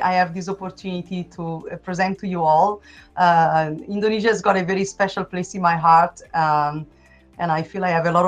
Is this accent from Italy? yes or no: yes; Italy; English is a second language; moved away as an adult; also born or lived in Melbourne, Australia; now in Portland, United States; I've got a kind of unusual accent. That is because I'm originally from Italy.